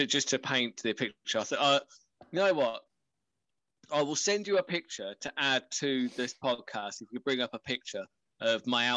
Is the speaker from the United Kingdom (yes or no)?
yes; England, United Kingdom; being English